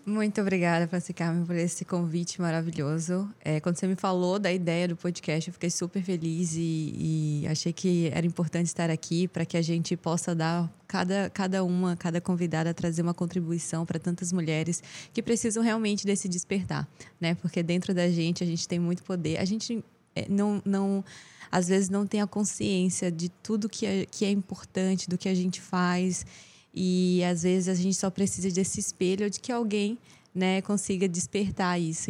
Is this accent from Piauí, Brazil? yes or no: yes; Teresina, Piauí, Brazil; eu cresci aqui em Teresina